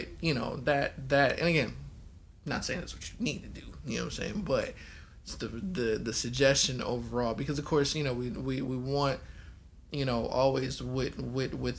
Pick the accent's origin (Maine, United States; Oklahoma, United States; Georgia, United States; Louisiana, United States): Louisiana, United States; Baton Rouge; moved away; also born or lived in California; Southern upbringing, right? I was born in Baton Rouge, all my folks is in Louisiana